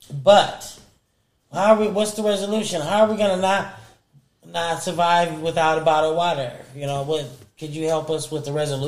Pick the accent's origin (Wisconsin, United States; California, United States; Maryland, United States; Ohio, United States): California, United States; Los Angeles; I'm from South Central.